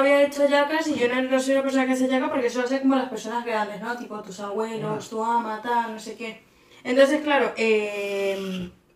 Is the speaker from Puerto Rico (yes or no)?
no; Venezuela; moved away